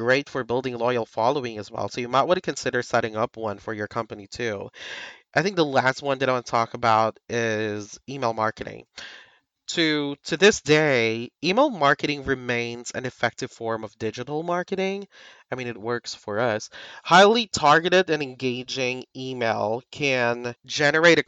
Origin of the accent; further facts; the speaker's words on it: Philippines; But people here in the Philippines, like myself, I'm a Filipino VA.